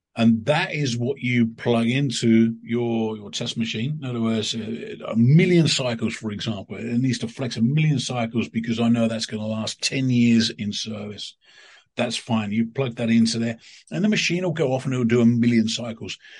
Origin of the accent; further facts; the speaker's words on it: United Kingdom; there's a company in my in my hometown in in in coast of the UK